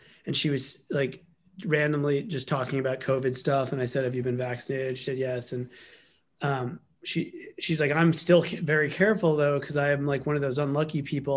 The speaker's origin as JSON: {"language": "English", "town": "New York City", "region": "New York", "country": "United States", "tie": "born or raised there", "said": "New York City, Manhattan"}